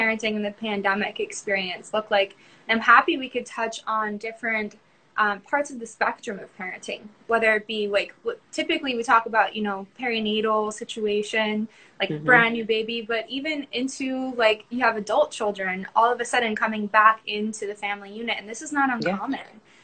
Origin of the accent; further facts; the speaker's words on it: Tampa, Florida, United States; I'm from Tampa